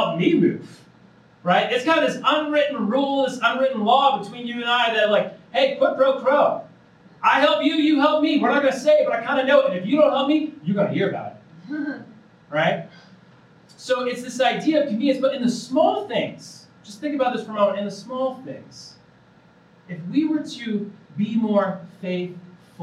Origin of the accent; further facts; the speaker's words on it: Indiana, United States; moved away as an adult; now in Colorado, United States; I'm originally from Indiana. I moved out of Colorado 3 years ago